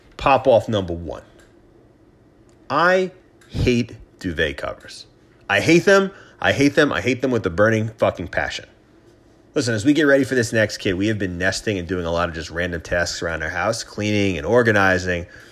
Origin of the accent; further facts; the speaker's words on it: New York, United States; as a New Yorker